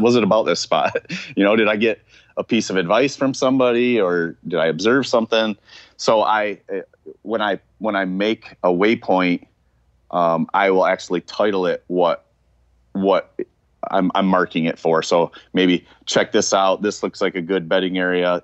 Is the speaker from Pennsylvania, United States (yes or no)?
no; Michigan, United States; I was from Michigan